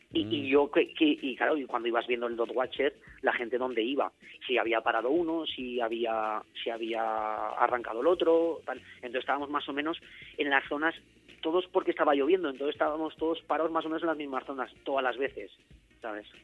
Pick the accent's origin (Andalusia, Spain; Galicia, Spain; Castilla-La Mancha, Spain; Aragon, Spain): Aragon, Spain; Zaragoza; yo soy de Zaragoza, ya había llegado a Zaragoza